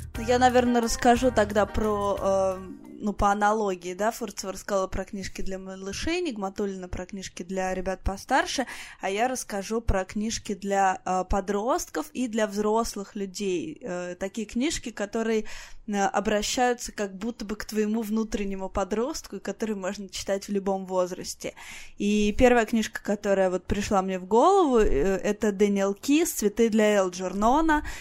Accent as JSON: {"language": "Russian", "town": "Voronezh", "region": "Voronezh Oblast", "country": "Russia", "tie": "born or raised there", "said": "мой родной город, в том числе Воронеж"}